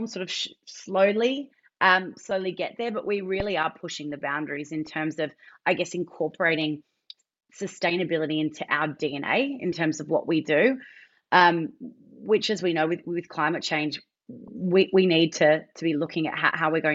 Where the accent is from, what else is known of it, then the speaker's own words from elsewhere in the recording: Australia; as an Australian